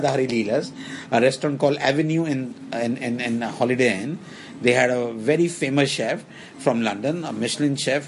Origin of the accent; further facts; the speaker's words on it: Delhi, India; moved away as an adult; now in Hong Kong; I'm from Delhi